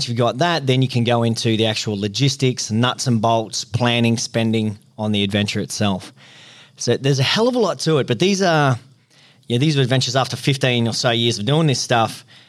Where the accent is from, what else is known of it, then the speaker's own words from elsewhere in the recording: Queensland, Australia; also born or lived in Northern Territory; Yeah, well, mate, I grew up sort of in the Northern Territory in central Queensland, a bit of a country kid.